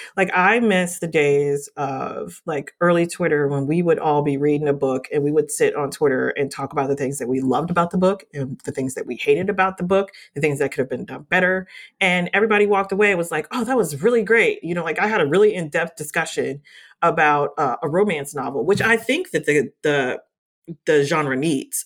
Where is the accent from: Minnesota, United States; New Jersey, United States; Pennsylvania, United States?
New Jersey, United States; growing up in New Jersey